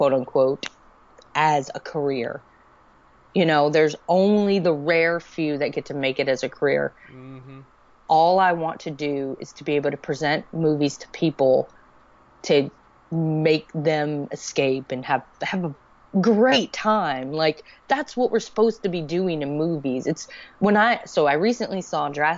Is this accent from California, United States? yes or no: no; Alexandria, Louisiana, United States; I was born in Alexandria, Louisiana. I was raised by my father until he met my stepmother